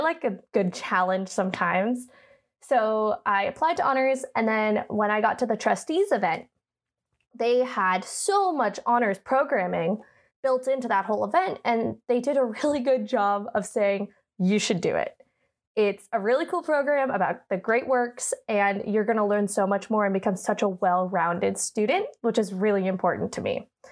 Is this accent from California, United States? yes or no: yes; Oakland, California, United States; moved away; I'm from Northern California. Uh, I went to high school at a Catholic high school in Oakland called Bishop O'Dowd.